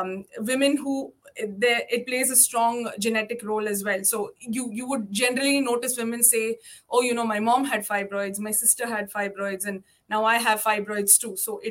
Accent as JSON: {"language": "English", "country": "India", "second_language": "English", "moved": "as an adult", "lives_now": "Cayman Islands", "said": "So when I came from India, so to give you a rough example of how common and how varied in size the fibroids are over here."}